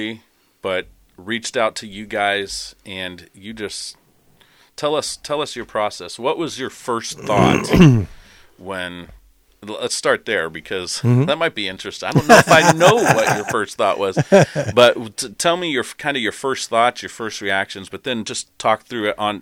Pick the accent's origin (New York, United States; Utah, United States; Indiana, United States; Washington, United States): Indiana, United States; Terre Haute; moved away; I'm also from Terre Haute, Indiana.